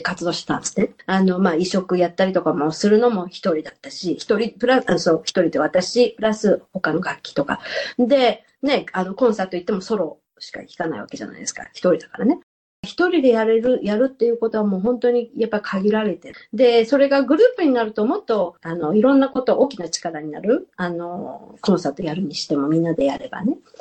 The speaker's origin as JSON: {"language": "Japanese", "region": "Tokyo", "country": "Japan", "tie": "born or raised there", "moved": "as an adult", "lives_now": "Australia", "said": "私が少なくともね、幼少の頃とか東京にいる頃っていうのは"}